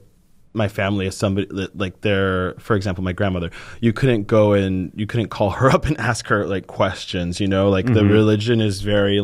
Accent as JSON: {"language": "English", "town": "Miami", "region": "Florida", "country": "United States", "tie": "born or raised there", "also_born_or_lived": "Puerto Rico", "said": "I grew up in Puerto Rico"}